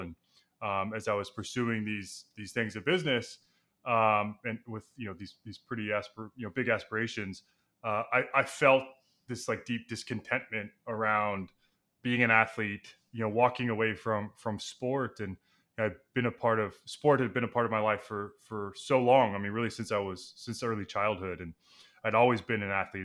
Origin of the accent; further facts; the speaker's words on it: Texas, United States; moved away as an adult; now in New York, United States; I grew up in Texas